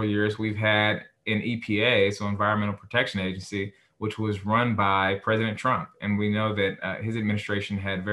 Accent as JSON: {"language": "English", "area": "Harris County", "region": "Texas", "country": "United States", "tie": "born or raised there", "said": "I'm a local guy, so I'm from Harris County. Pretty much went to K through 12, like 95% of it here in Harris County"}